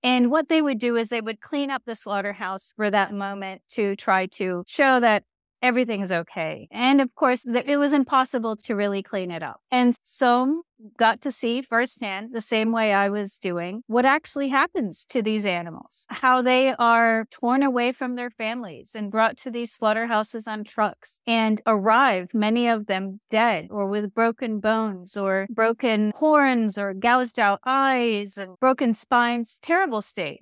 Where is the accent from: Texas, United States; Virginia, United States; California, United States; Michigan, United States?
Virginia, United States; I grew up in Virginia, in the United States